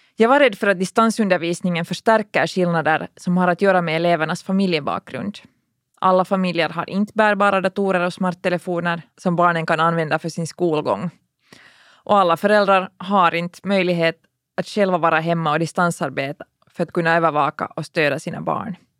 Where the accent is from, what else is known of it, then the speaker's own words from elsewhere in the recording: Finland; vi här hemma i Finland